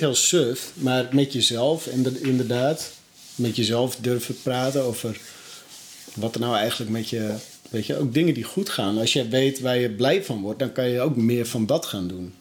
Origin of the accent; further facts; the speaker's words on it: North Holland, Netherlands; ik kom dan uit Noord-Holland